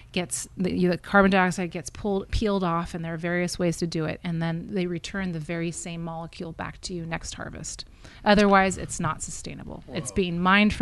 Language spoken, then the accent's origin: English; St. Helena, California, United States; also born or lived in Albany, California / Berkeley, California / Burgundy; I was born in Queen of the Valley, St. Helena in 1978